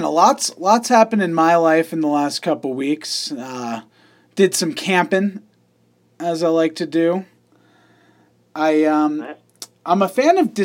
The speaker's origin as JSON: {"language": "English", "region": "New York", "country": "United States", "said": "I'm a city boy. I'm from New York"}